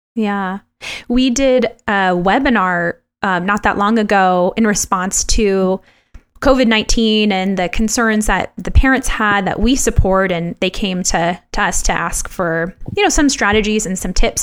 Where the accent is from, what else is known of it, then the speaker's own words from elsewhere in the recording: Los Angeles, California, United States; moved away; when I was uh, younger back in Los Angeles